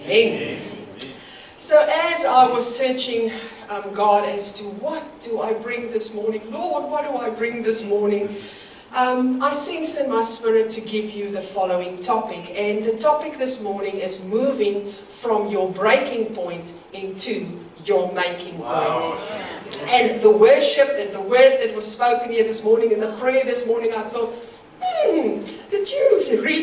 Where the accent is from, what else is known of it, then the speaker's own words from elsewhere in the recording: South Africa; moved away as an adult; also born or lived in Greymouth, New Zealand; now in Ashburton, New Zealand; as you can hear from my accent, I was born in South Africa, and we have immigrated to this amazing place about 18 years ago